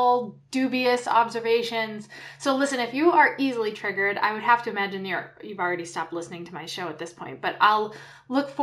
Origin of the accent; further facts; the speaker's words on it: New England, United States; moved away; we're both from New England